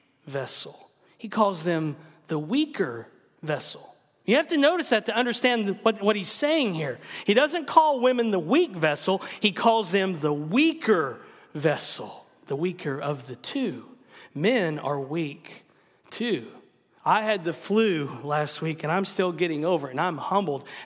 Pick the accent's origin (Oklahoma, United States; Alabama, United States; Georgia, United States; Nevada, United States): Oklahoma, United States; me growing up in Oklahoma